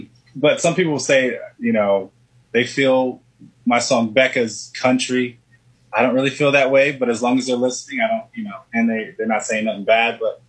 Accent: Florida, United States; born there; Well, I was born in Florida on a warm day.

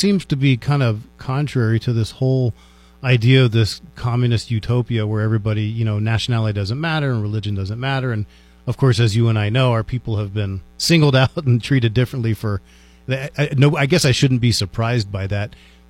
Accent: Washington, District of Columbia, United States; now in Las Cruces, United States; I grew up in Washington, D.C.

